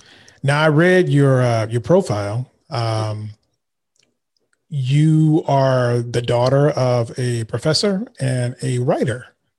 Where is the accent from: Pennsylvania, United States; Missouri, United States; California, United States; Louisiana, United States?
California, United States; Vallejo; I'm actually from the Bay Area too. I'm from Vallejo.